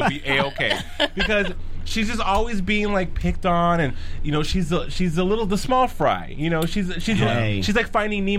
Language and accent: English; Albuquerque, New Mexico, United States; I'm from Albuquerque, New Mexico.